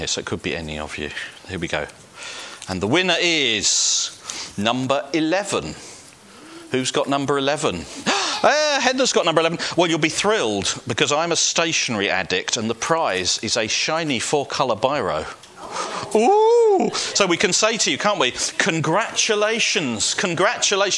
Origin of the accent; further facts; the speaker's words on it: Welling, London, United Kingdom; I was brought up in Welling United Reformed Church